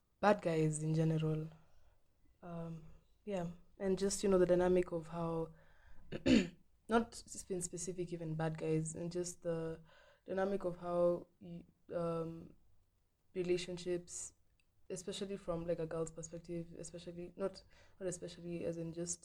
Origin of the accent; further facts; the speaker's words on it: Nairobi, Kenya; I was born in Ngong Road, near Ngong Road, like not in Ngong Road, but then like a place called Santa Cruz State.